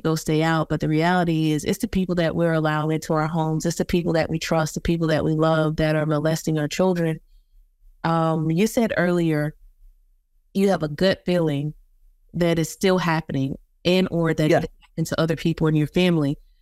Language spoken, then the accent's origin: English; South Carolina, United States; I'm from South Carolina